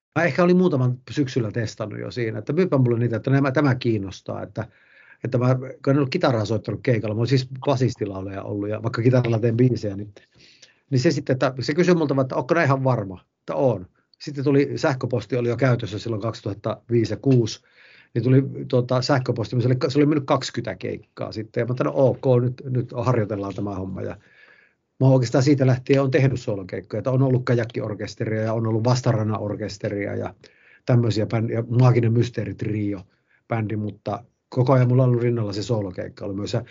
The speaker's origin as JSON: {"language": "Finnish", "town": "Haukipudas", "region": "North Ostrobothnia", "country": "Finland", "tie": "born or raised there", "also_born_or_lived": "Helsinki", "moved": "yes", "said": "en edes muuttanut Ouluun, vaan tänne ihan Haukiputtaalle ja Martiniemen seudulle, mistä on kotoisin"}